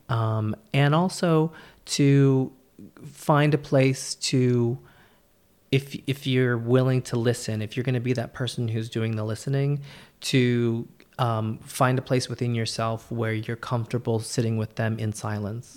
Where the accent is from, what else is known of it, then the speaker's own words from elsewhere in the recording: California, United States; me being Californian